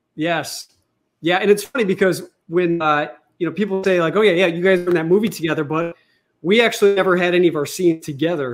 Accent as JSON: {"language": "English", "country": "United States", "tie": "born or raised there", "said": "I was born in America and you know I was raised as a Catholic"}